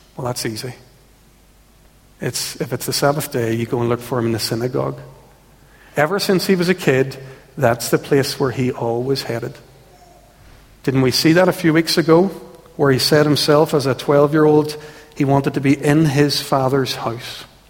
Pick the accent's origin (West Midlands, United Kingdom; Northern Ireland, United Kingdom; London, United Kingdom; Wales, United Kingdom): Northern Ireland, United Kingdom; Ulster; We and so many people who've grown up in Ulster